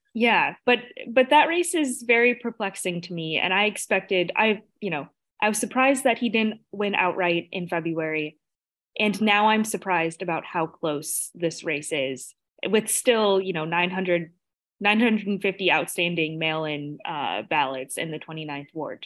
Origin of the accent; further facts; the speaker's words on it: Chicago, Illinois, United States; as a Chicagoan, as a voter